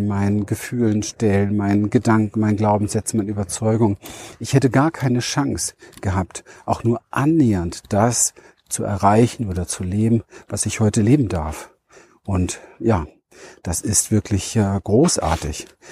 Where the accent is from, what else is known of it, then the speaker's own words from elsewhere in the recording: Berlin, Germany; wo ich herkomme, ja. Berliner Mauer, Kind gespielt zwischen Mülltonnen